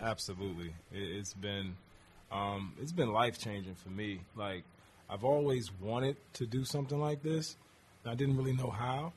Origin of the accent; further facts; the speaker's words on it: St. Louis, Missouri, United States; when I was growing up in St. Louis